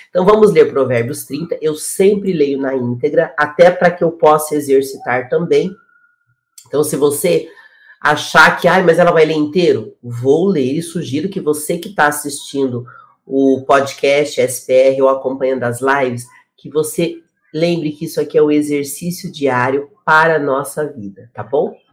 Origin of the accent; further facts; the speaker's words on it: Paraná, Brazil; Eu sou do sul do Brasil, sou do Paraná